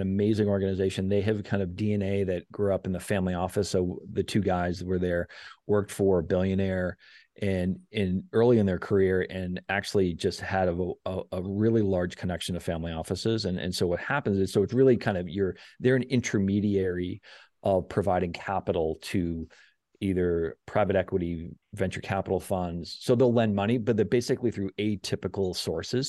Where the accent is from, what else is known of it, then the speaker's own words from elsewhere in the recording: South Shore, Massachusetts, United States; I grew up on the South Shore